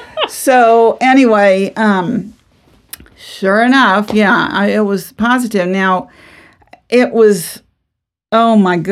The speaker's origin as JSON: {"language": "English", "town": "New Orleans", "region": "Louisiana", "country": "United States", "also_born_or_lived": "Texas", "said": "I'm from New Orleans. We were from Louisiana. We ended up moving to Texas right after we married."}